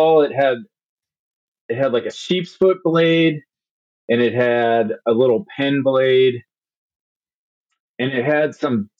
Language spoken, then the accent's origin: English; Cleveland, Ohio, United States; moved away as an adult; also born or lived in Phoenix, Arizona; I grew up in an eastern suburb of Cleveland, Ohio